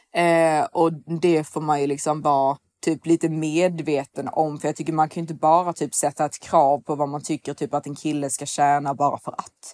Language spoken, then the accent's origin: Swedish; Sweden; som svensk